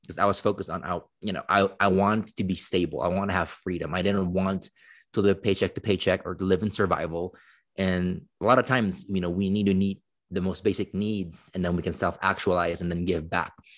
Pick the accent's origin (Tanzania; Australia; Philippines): Philippines; moved away as an adult; now in United States; I grew up in the Philippines for eighteen years